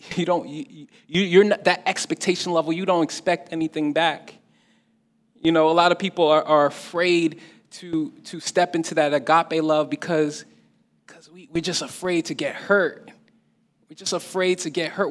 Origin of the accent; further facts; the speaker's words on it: New Jersey, United States; I'm, I'm, I'm, an adopted New Yorker. You know, I'm, I'm from, I, I live in Jersey. I'm from Jersey.